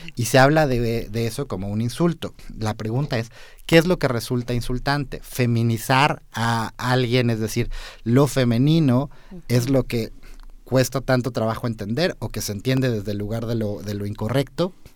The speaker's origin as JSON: {"language": "Spanish", "country": "Mexico", "said": "como ciudadanos mexicanos identificados como hombres"}